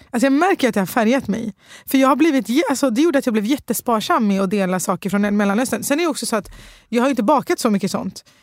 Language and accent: Swedish; Sweden; jag är halv syrier, halv libanes. Ah. Eh, men bott i Sverige hela mitt liv.